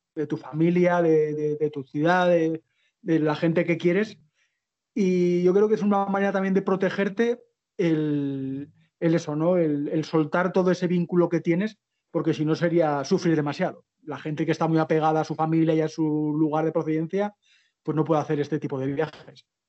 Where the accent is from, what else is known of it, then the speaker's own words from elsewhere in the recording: Zaragoza, Aragon, Spain; moved away as an adult; soy de Zaragoza